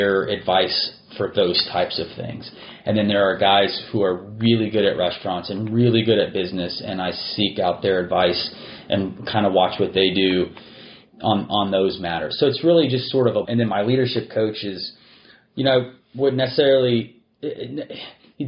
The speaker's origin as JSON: {"language": "English", "region": "Texas", "country": "United States", "tie": "born or raised there", "said": "I'm a native Texan. I was born in Texas. I've spent most of my life here."}